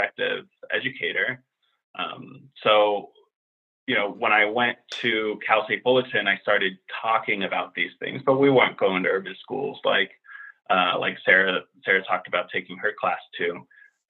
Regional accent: Finland; also born or lived in Europe / New York; now in Washington, D.C. area, United States; a white Finnish guy who's middle-aged

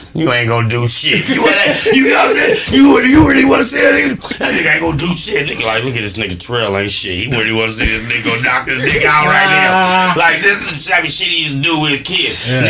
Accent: Los Angeles, California, United States; I came from the California hospital straight to the house.

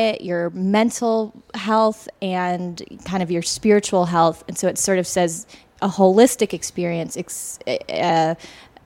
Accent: Seattle, Washington, United States; moved away; we are from Seattle

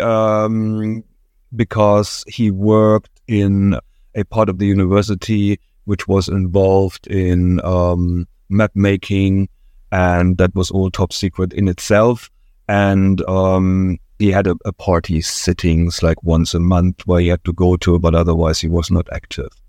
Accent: near Dresden, Saxony, Germany; moved away as an adult; I was born in East Germany, uh, in the area around Dresden, and, uh, that was, um, late sixties, early seventies, my early childhood.

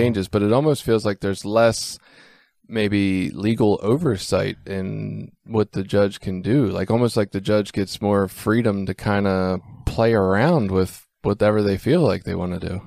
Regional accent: Baltimore, Maryland, United States; I'm from Baltimore

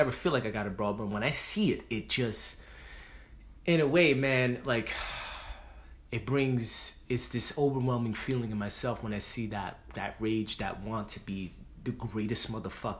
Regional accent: New York City, New York, United States; two Puerto Rican Dominican motherfuckers from the Bronx

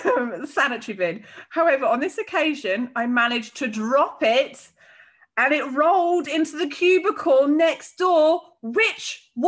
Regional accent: United Kingdom; I'm so British

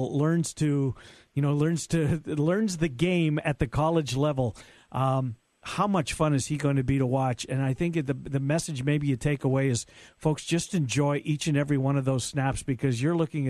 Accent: Canada; now in United States; I'm a Canadian, a fine Canadian lad

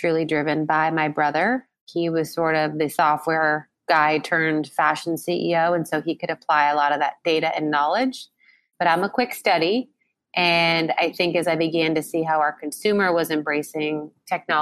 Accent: San Diego, California, United States; I grew up in San Diego

